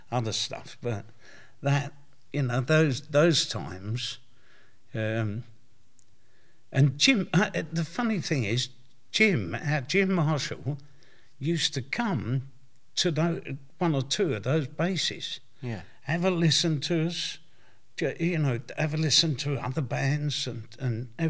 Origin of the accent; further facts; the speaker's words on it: London, United Kingdom; also born or lived in Barking; I was born in Stepney. Yeah. And I uh, lived in Barking.